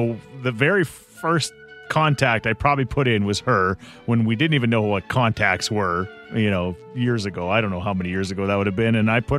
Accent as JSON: {"language": "English", "country": "Canada", "said": "Oh, man, I am Canadian through and through"}